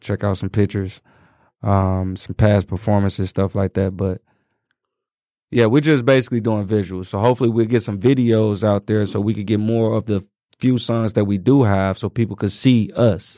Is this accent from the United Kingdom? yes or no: no; Chicago, Illinois, United States; growing up in Chicago.